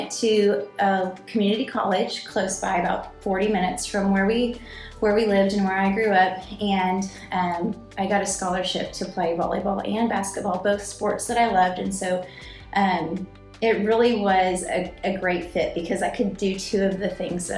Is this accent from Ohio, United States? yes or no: no; Nebraska, United States; moved away as an adult; also born or lived in Houston, Texas; now in Arlington, United States; I grew up in Nebraska, in a very rural and remote part of Nebraska